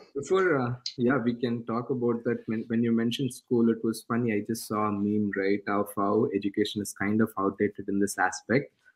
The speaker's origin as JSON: {"language": "English", "country": "India", "tie": "born or raised there", "second_language": "English", "moved": "yes", "said": "I was born in India"}